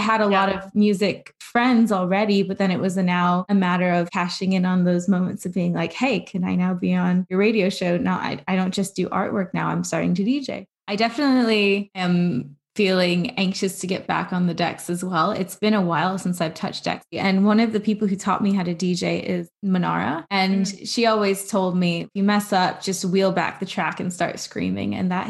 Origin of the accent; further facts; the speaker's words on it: Pakistan; that's not to say that I don't have a great relationship to my culture as like a Pakistani person in terms of the music I listen to there